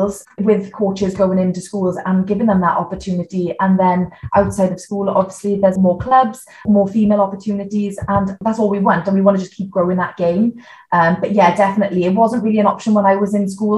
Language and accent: English; Neath Port Talbot, Wales, United Kingdom; I was born in Neath Port Talbot, and my dad's always played rugby from a young age. So I grew up going to Tonner RFC, watching him play